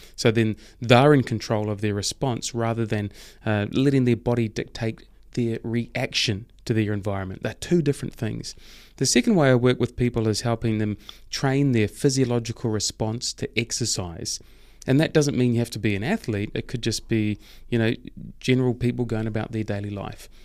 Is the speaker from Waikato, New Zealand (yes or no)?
yes; Hamilton, Waikato, New Zealand; also born or lived in Thames, New Zealand / Cambridge, New Zealand; Hamilton, where I spent most of my years and certainly have the most memories from there.